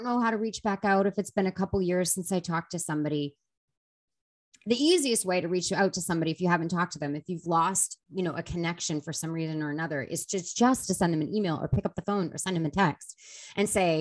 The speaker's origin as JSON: {"language": "English", "town": "Boston", "region": "Massachusetts", "country": "United States", "said": "I was from Boston"}